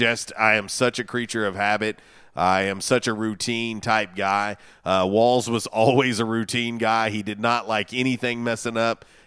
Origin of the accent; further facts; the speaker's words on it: Florida, United States; moved away; I was a kid growing up in Florida